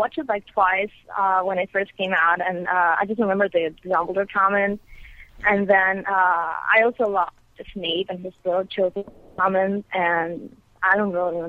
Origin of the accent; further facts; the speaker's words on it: Ecuador; I'm from Ecuador, actually.